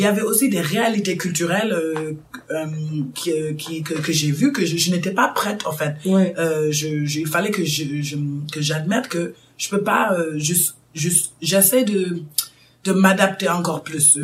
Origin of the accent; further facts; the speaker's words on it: Chicago, Illinois, United States; moved away as an adult; now in Dakar, Senegal; j'ai grandi aux States toute ma vie, à Chicago